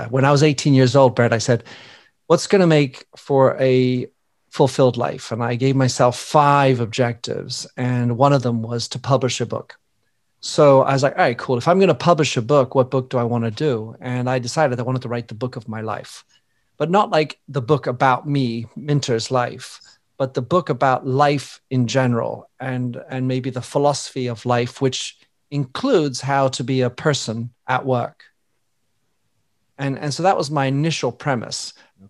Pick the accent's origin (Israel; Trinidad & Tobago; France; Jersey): France; moved away; also born or lived in Belgium / England; I was born in Belgium to American parents, raised in France, educated in England for 12 years in private schools